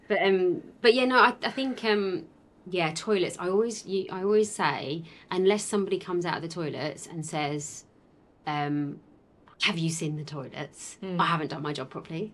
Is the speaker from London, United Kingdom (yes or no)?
no; Essex, East of England, United Kingdom; accent: Essex; we're both from Essex